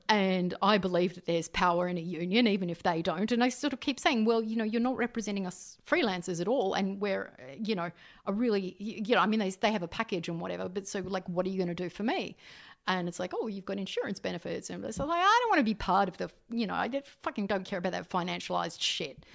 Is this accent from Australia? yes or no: yes; Canberra, Australian Capital Territory, Australia; I grew up in Canberra